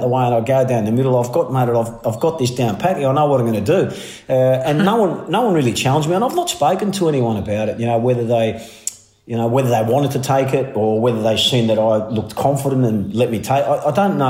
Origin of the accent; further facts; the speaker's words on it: Melbourne, Victoria, Australia; growing up in Melbourne, whether you liked it or not, is, you know, is the mecca, mate.